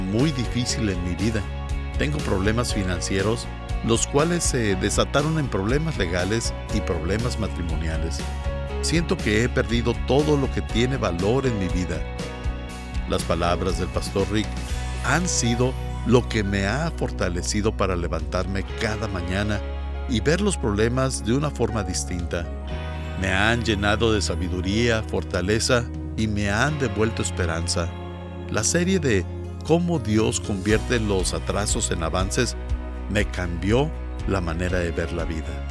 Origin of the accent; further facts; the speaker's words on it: Guatemala; soy de Guatemala